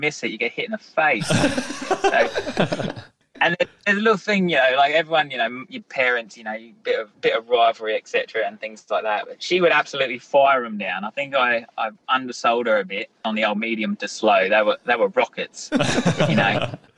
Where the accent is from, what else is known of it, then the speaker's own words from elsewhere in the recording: Theodore, Queensland, Australia; we grew up in Theodore, this tiny little country town, and we have like an orchard around our house kind of thing.